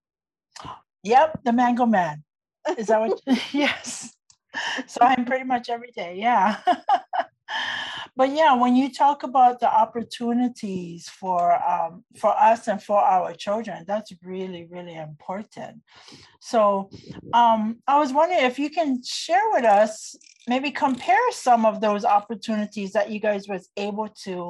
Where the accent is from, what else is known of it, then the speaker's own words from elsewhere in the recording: Kaneohe, Hawaii, United States; you said you're from Kaneohe and I'm from Kaneohe.